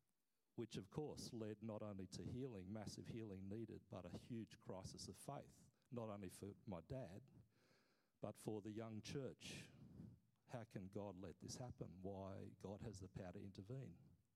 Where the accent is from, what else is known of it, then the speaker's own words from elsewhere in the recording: Papua New Guinea; I grew up as a kid, I was born in Papua New Guinea, I grew up as a kid hearing story after story